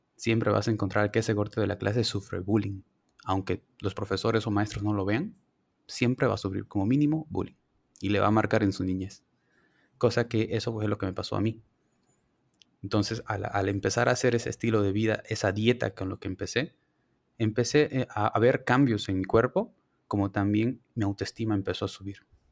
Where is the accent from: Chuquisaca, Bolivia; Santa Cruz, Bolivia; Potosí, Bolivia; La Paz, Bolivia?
Santa Cruz, Bolivia; Santa Cruz de la Sierra; moved away as an adult; now in Cochabamba, Bolivia; Soy de Santa Cruz, estudio en Cochabamba